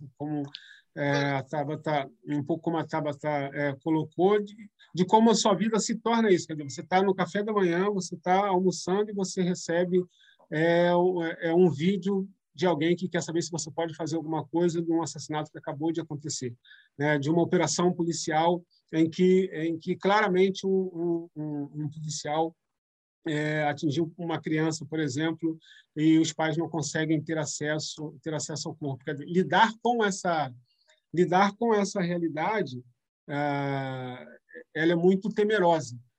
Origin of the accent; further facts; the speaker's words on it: São Gonçalo, Rio de Janeiro, Brazil; now in Rio de Janeiro, Brazil; eu saí de São Gonçalo e passo, primeiro morando em São Gonçalo, mas atuando muito no Rio, inclusive com os movimentos coletivos, organizações, etc e depois morando efetivamente no Rio de Janeiro